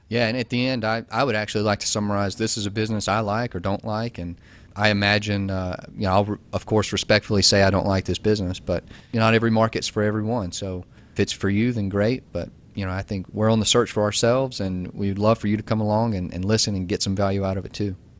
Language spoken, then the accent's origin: English; Georgia, United States; I'm from Georgia. I went to Georgia Tech